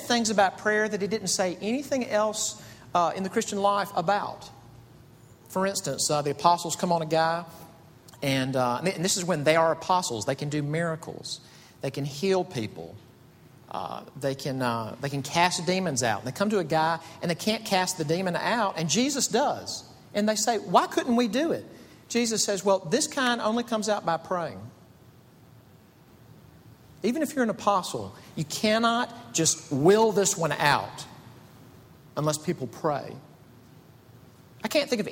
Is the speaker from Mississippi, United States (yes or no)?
yes; Mississippi, United States; moved away as an adult; now in Greenville, United States; I'm from Mississippi